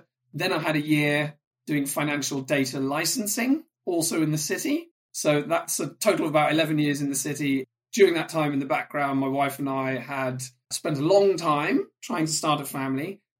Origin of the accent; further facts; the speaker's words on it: North West England, United Kingdom; English is a second language; came to England when I was 8 or 9 in, I'm going to date myself here, the late 80s. So I grew up in Cheshire. I went to school in the Midlands.